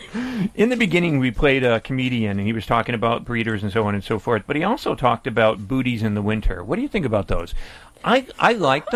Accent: Greece; And I was like a kid in a candy store because I was from Greece. I was in love with ….

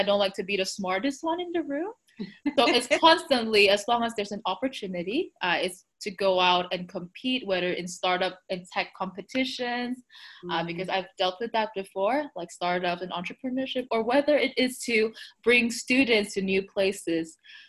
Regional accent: Taiwan; So I'm from Taiwan, a small little country in Asia.

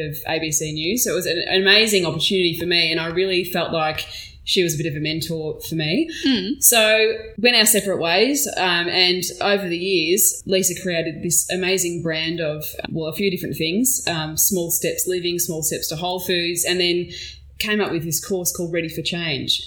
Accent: Melbourne, Victoria, Australia; also born or lived in Yarra Valley; I grew up in Bayside in Melbourne. Mm-hmm. So um, we moved around quite a bit growing up. So we'd either be Brighton or Hampton or Beaumaris.

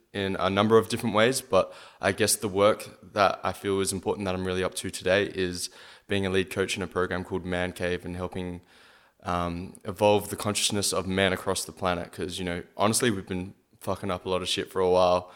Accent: Adelaide, South Australia, Australia; my hometown

